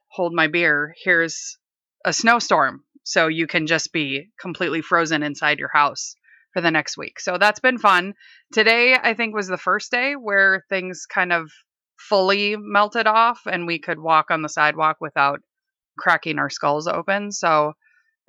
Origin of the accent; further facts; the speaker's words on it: Minnesota, United States; now in Seattle, United States; I'm originally from Minnesota